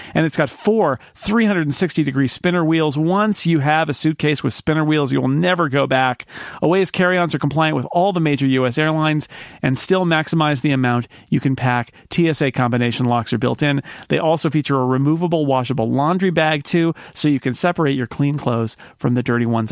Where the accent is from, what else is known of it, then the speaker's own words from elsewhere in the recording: United States; as American readers